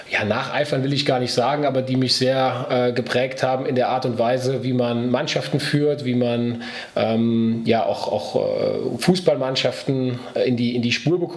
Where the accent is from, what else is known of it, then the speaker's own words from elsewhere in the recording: Andernach, Rhineland-Palatinate, Germany; Ja, ich stamme aus dem Stadtteil von Andernach, aus Namedi.